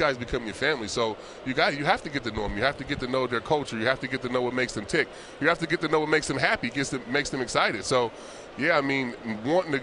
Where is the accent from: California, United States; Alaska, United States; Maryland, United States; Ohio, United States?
California, United States; Vallejo; moved away as an adult; also born or lived in Cleveland; I grew up in California